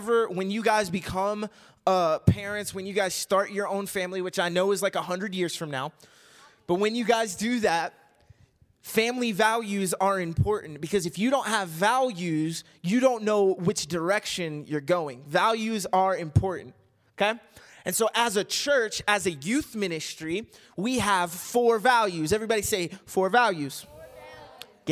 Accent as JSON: {"language": "English", "region": "Kentucky", "country": "United States", "tie": "born or raised there", "also_born_or_lived": "Missouri", "moved": "as an adult", "lives_now": "Arizona, United States", "said": "when I was growing up in Kentucky"}